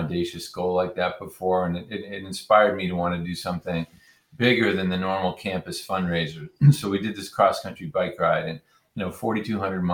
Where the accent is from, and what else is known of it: New England, United States; born or raised there